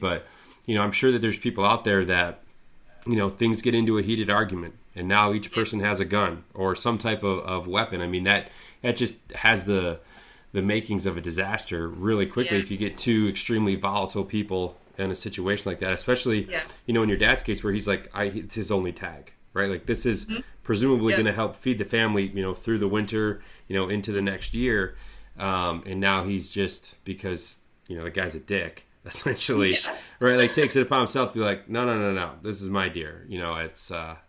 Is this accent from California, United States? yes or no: no; Lewiston, Michigan, United States; I'm from a small town called Lewiston, Michigan.